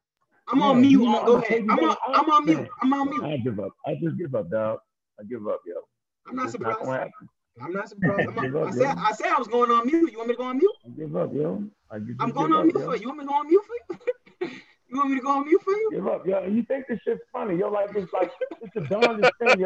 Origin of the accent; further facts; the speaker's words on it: New Jersey, United States; I'm from Jersey. This is how we talk